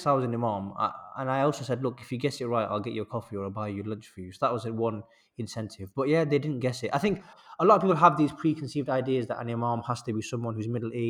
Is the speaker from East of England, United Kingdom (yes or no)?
no; Manchester, North West England, United Kingdom; I'm a young British imam, a young Muslim, born and bred in Manchester